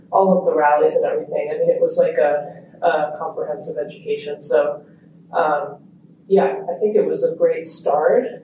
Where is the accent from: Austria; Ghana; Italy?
Italy; born there; also born or lived in Australia / United States / Kenya; I was born in Italy.